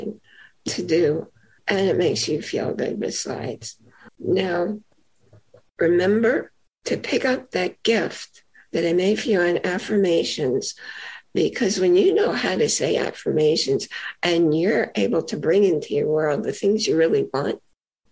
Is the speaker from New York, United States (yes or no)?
yes; New York, United States; I'm a native New Yorker, not from the city, but I live in New York and I grew up in New York.